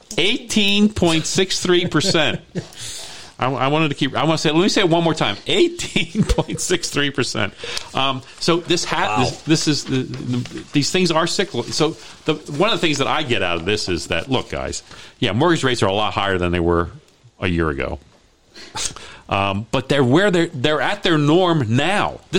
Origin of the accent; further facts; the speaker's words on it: Hyattsville, Maryland, United States; I grew up there. I mean, we were the only. We were really the only white family in, in the neighborhood.